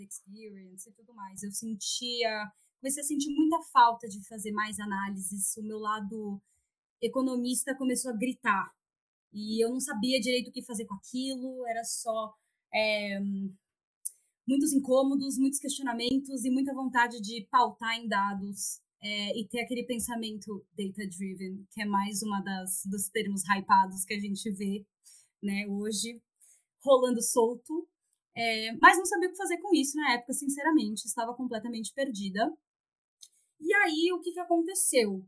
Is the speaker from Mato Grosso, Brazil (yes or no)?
no; São Paulo, Brazil; sou de São Paulo, São Paulo capital.